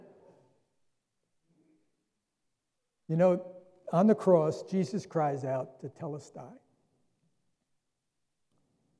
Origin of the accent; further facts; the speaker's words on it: New Jersey, United States; I was born and raised right here in New Jersey